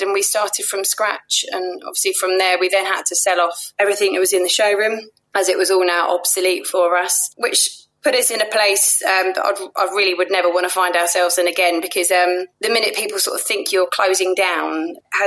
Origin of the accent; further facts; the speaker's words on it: London, United Kingdom; I grew up in Penge